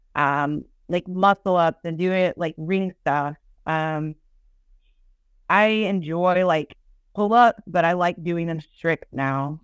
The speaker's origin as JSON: {"language": "English", "area": "Austin", "region": "Texas", "country": "United States", "tie": "born or raised there"}